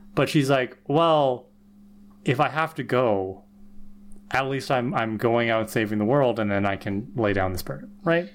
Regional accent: Canada; as a Canadian

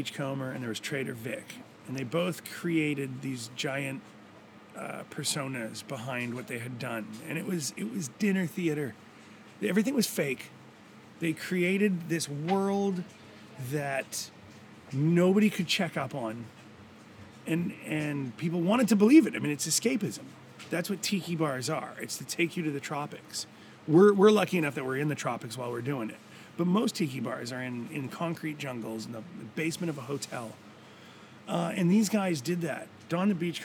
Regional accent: Vancouver, British Columbia, Canada; moved away as an adult; now in Gili Trawangan, Indonesia; We're from Vancouver

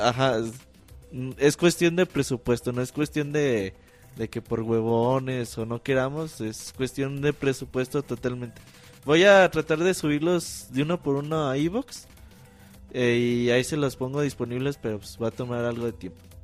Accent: Mexico; casi todos somos mexicanos.

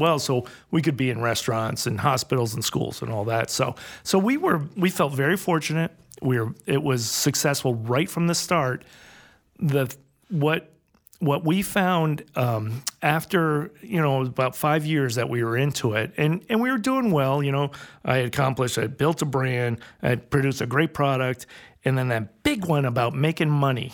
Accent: Westport, Connecticut, United States; moved away; also born or lived in New Hampshire; I grew up in Fairfield in Westport, Connecticut, and we were one of the last farmers in that area.

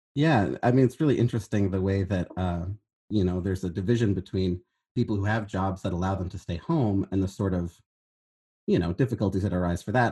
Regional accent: Berkeley, California, United States; I'm from Northern California

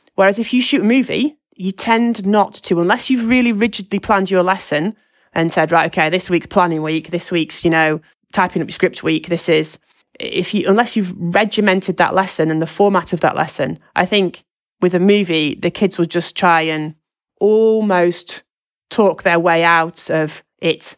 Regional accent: Lancashire, North West England, United Kingdom; I'm from Lancashire

